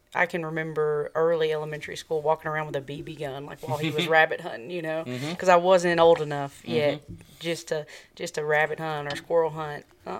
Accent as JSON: {"language": "English", "town": "Wilmore", "region": "Kentucky", "country": "United States", "tie": "born or raised there", "said": "growing up in Wilmore, the Sportsman's Club was right there."}